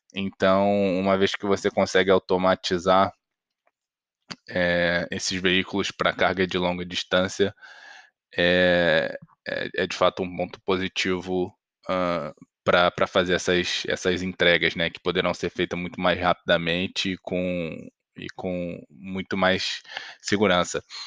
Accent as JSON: {"language": "Portuguese", "country": "Brazil", "said": "a gente, enquanto brasileiro"}